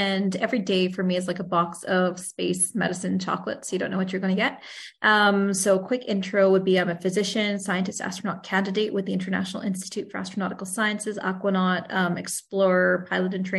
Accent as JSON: {"language": "English", "town": "Sherwood Park", "region": "Alberta", "country": "Canada", "tie": "born or raised there", "also_born_or_lived": "Brandon, Manitoba / Edmonton", "said": "I moved to Sherwood Park when I was 11 months old, and pretty much have done most of my schooling here"}